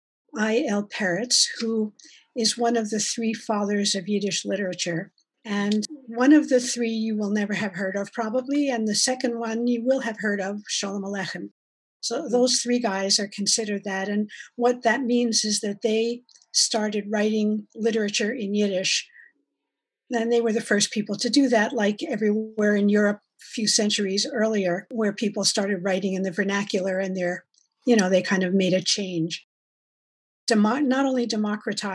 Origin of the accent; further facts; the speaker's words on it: New York City, New York, United States; now in Vancouver, Canada; I was born in New York, grew up in Brooklyn. I came to Vancouver in 1970